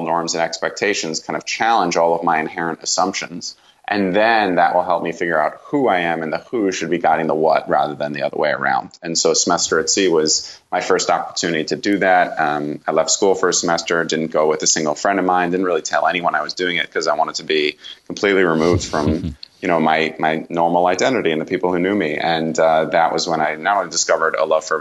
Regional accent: Northeast, United States; I grew up in the Northeast

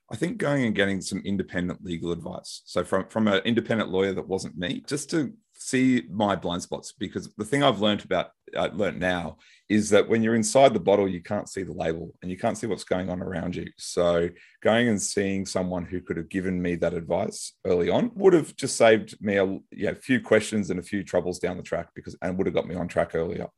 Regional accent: Brisbane, Queensland, Australia; might recognize my accent, I'm from Brisbane, Australia

